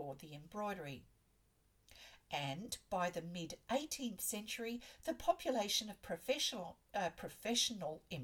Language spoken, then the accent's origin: English; Australia